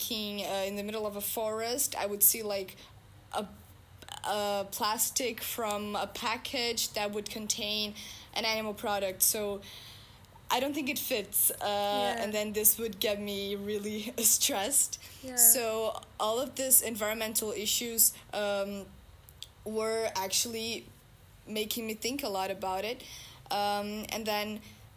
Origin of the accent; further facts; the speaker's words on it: Brazil; now in Rotterdam, Netherlands; I'm from Brazil